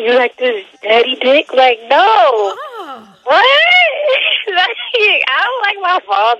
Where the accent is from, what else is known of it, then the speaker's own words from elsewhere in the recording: New York City, New York, United States; I'm from Brooklyn.